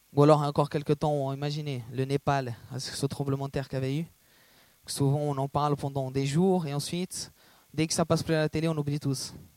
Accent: Brazil; moved away; je suis brésilien

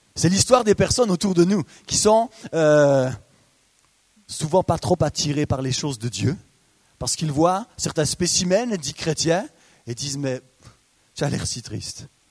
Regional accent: Biel/Bienne region, Bernese Jura, Switzerland; Je viens de la région de Bienne, du Jura bernois

